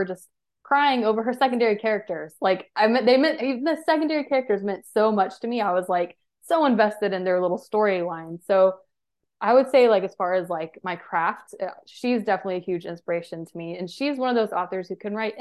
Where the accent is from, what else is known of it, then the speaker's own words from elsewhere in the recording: Georgia, United States; I am from Georgia, so I'm used to the heat